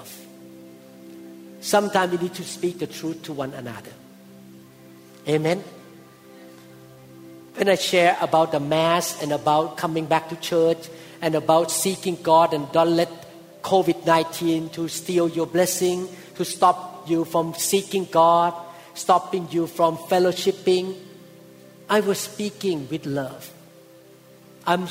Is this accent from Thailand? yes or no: yes; Thailand; moved away; when I was growing up in Thailand as a teenager